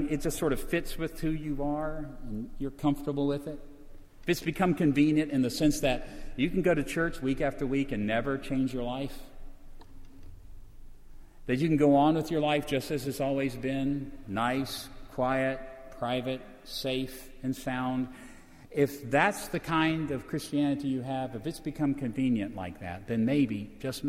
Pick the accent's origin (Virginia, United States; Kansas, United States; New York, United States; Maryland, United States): Virginia, United States; I come from Virginia